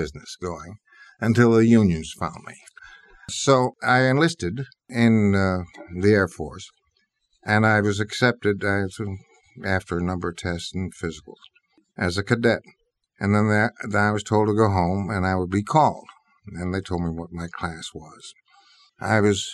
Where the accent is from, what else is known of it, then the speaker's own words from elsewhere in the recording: New York City, New York, United States; I was brought up in New York City